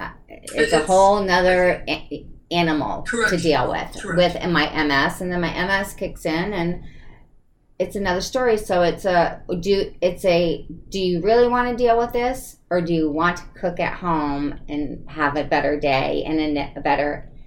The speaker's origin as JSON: {"language": "English", "region": "East Coast", "country": "United States", "tie": "born or raised there", "said": "I grew up on the East Coast. My bloodline is all from the East and the North."}